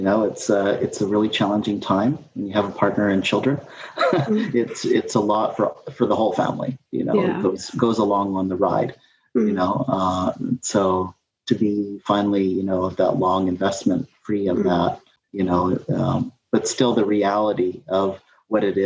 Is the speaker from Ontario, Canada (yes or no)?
no; Vancouver, British Columbia, Canada; moved away as an adult; now in Kingston, Canada; growing up in Vancouver.